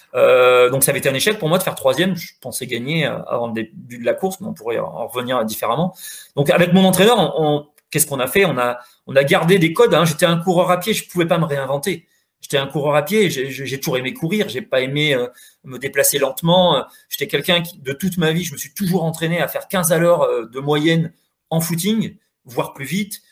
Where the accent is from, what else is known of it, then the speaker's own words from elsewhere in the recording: Corrèze, Nouvelle-Aquitaine, France; je suis de Corrèze